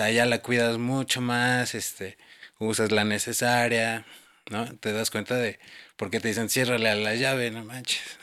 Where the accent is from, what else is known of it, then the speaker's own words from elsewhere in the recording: Mexico City, Mexico; yo por ejemplo que soy chilango y nací aquí